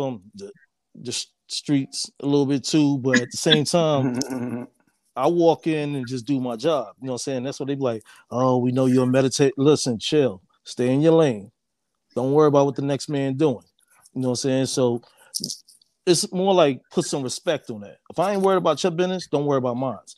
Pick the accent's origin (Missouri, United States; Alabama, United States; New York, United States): New York, United States; New York City; I'm from Harlem originally